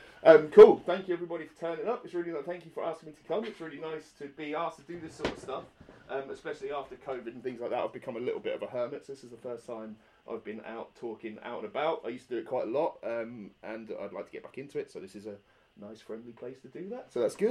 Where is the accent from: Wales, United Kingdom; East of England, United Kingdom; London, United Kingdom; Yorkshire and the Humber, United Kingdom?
East of England, United Kingdom; Parson Drove; now in Norwich, United Kingdom; I'm not from Norwich originally. I grew up in the Fens.